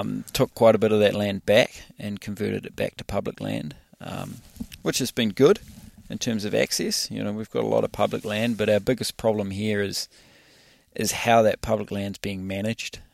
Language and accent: English; New Zealand; in New Zealand, we've got a lot of public land, but we don't have a lot of ma, uh, a lot of money to manage it properly.